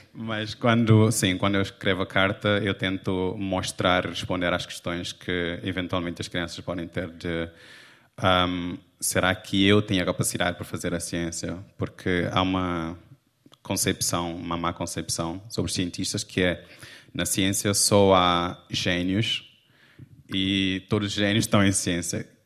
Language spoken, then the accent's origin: Portuguese; Cape Verde; now in Portugal; eu crescendo não tinha acesso a livros